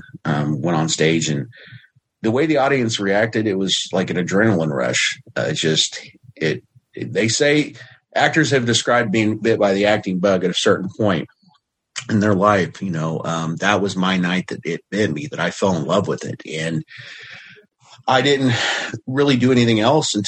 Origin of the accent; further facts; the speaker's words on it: Southern Indiana, United States; moved away as an adult; now in Oklahoma, United States; I was born and raised in Southern Indiana